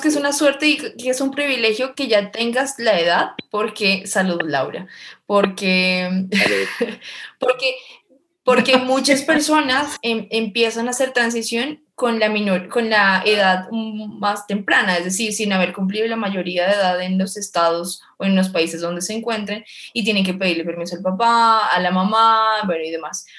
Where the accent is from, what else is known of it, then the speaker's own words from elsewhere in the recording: Colombia; en Colombia estamos avanzados en términos jurídicos